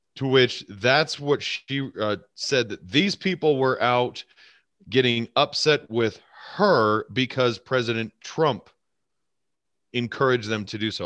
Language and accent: English; United States